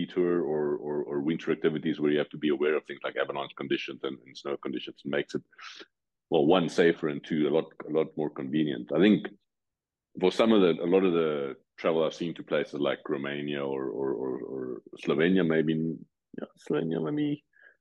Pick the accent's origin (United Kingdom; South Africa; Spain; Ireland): South Africa; moved away as an adult; now in Switzerland; growing up in South Africa